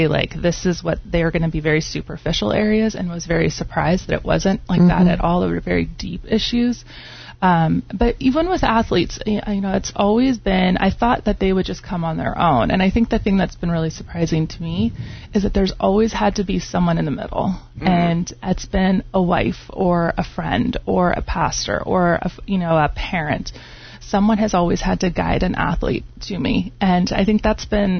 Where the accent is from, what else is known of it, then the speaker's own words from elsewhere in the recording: Southern California, United States; moved away as an adult; also born or lived in Oregon; I grew up in Southern California, went to school up in Oregon, came out here with my husband in 94